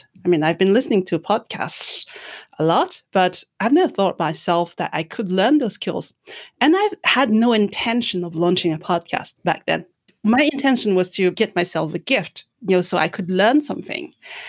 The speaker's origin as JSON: {"language": "English", "country": "France", "tie": "born or raised there", "said": "since I was a child, I've never had any big birthday celebration because growing up in France, August is the month where everybody is on holiday."}